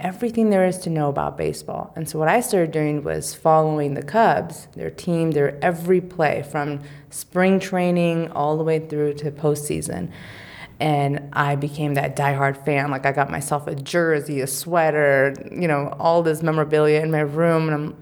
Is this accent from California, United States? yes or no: yes; California, United States; being a Californian